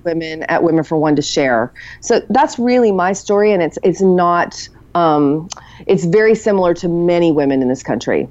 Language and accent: English; United States; a regular woman growing up in America